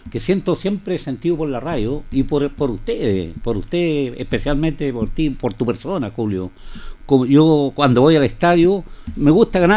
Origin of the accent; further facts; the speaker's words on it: Longaví, Maule, Chile; soy de Linares, soy de la comuna de Longaví.